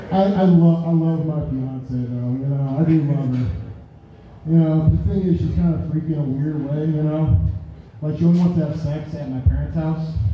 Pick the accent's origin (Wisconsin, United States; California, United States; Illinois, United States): Wisconsin, United States; I'm originally from Wisconsin.